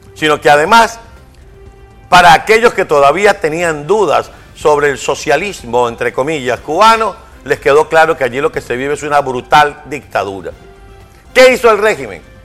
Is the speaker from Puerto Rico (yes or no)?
no; Venezuela; en Venezuela estamos en circunstancias parecidas